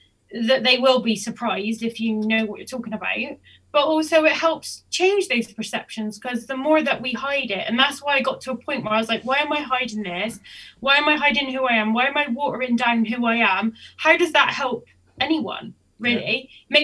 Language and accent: English; Bristol, South West England, United Kingdom; accent: Bristolian